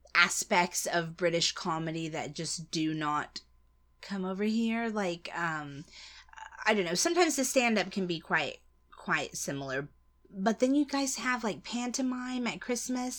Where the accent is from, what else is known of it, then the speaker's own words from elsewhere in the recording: United States; as an American